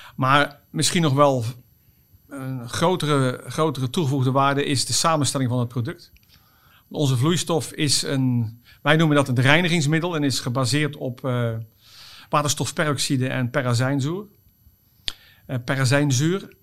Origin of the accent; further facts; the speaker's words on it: Oss, North Brabant, Netherlands; het is niet Limburg, maar Brabant. Ik kom uit Os